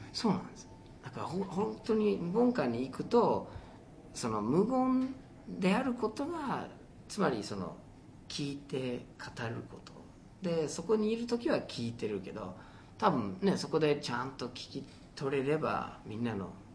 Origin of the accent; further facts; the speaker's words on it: Detroit, Michigan, United States; moved away; 僕はデトロイトに生まれ育ってるんですけど